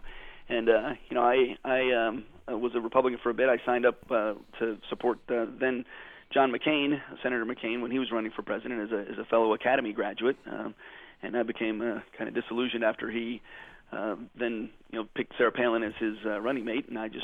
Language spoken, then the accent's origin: English; Germany; born there; I grew up as an Army brat. I was born in Germany to the son of a career Army officer.